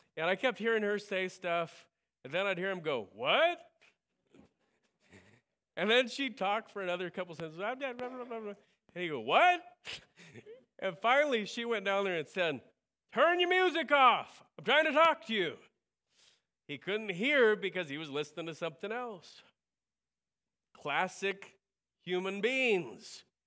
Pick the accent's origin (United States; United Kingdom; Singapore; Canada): United States; I'm an American